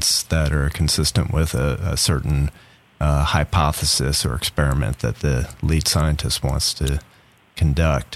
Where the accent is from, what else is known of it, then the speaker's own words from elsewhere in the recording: South Shore of Long Island, New York, United States; now in Tallahassee, United States; I grew up on the South Shore of Long Island